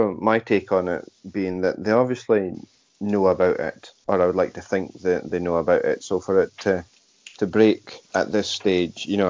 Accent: United Kingdom; British Patriots fans over here

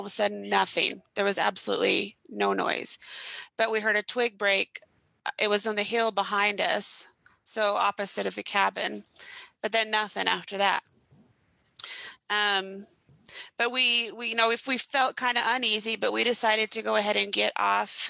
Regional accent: Idaho, United States; now in Utah, United States; We're both originally from Idaho, but I now live in Utah

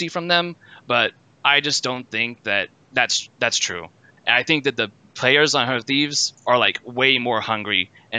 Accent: San Antonio, Texas, United States; moved away as an adult; now in Denmark; I'm from San Antonio, Texas.

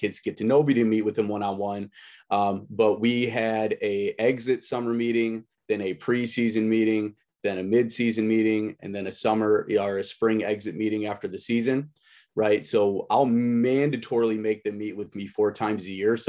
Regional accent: Woodstock, Illinois, United States; now in Antioch, United States; I grew up in Woodstock

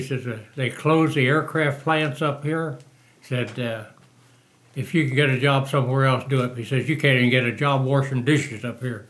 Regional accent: Moberly, Missouri, United States; moved away as an adult; also born or lived in Tucson, Arizona / Texas; I was born in Moberly, Missouri

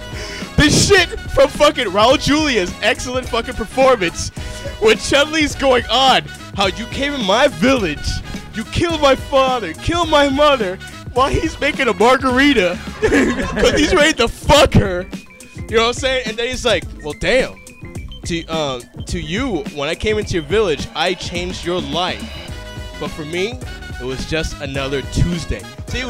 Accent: New York City, New York, United States; where I grew up in Brooklyn, in Brooklyn Heights

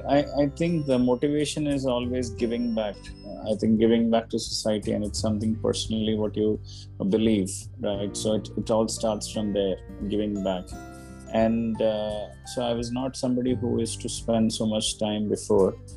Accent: Kerala, India; I'm from Kerala

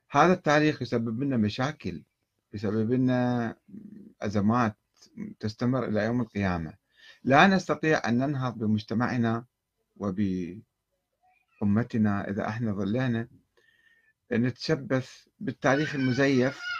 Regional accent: Karbala, Karbala Governorate, Iraq; moved away as an adult; أنا عشت في كربلاء ولدت في كربلاء وعشت في كربلاء 20 عاما تقريبا وكنت أحضر مجالس الخطباء والعلماء أيضا وكانت أحاديثهم في الستينات يعني أنا وعيت في الستينات وخرجت في بدايات السبعينات

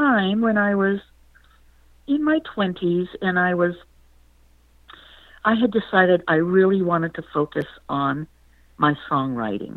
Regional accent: Pennsylvania, United States; moved away as an adult; also born or lived in Utah; I'm from Pennsylvania

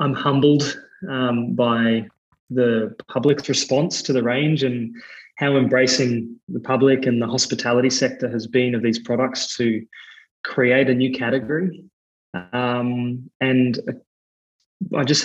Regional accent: Australia; accent: Australian; You can probably hear in my accent, I'm Australian as well

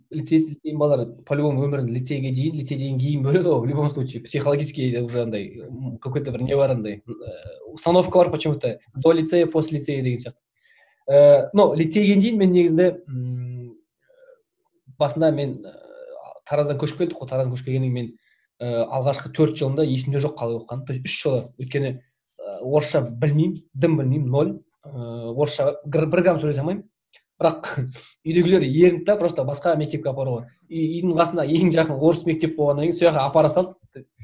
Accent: Oral, West Kazakhstan Region, Kazakhstan; moved away as an adult; also born or lived in Taraz, Kazakhstan / Semey, Kazakhstan / Oskemen, Kazakhstan; негізі тараздың тумасымын по идее мен негізінде ә, тараз жамбыл облысында сол жақта негізі тудым одан кейін барып орал көшіп бардық тоқсан тоғызыншы жылы оралда 15 жылдай тұрдық

